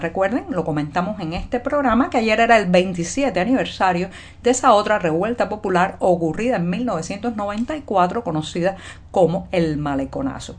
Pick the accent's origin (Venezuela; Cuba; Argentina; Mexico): Cuba; cubana, periodista, ciudadana